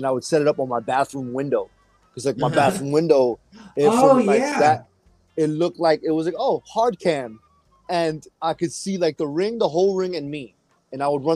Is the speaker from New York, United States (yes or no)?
yes; New York City, New York, United States; I'm from New York City